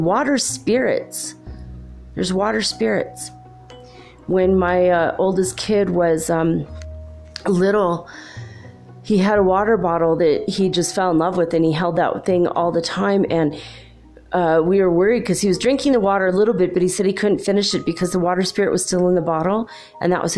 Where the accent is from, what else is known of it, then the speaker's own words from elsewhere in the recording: California, United States; moved away; I'm from California, I'm not there now